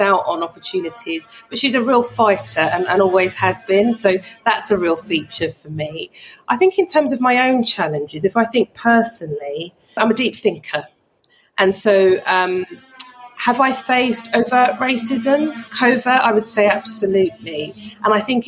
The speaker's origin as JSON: {"language": "English", "region": "London", "country": "United Kingdom", "tie": "born or raised there", "said": "I grew up in North London."}